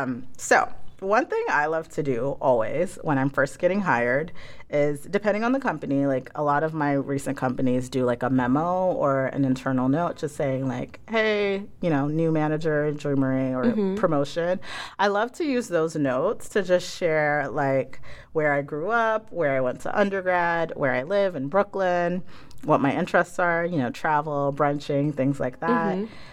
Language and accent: English; Ghana; now in United States; I, you know, am an African, first generation African-American in this country. I'm from Ghana.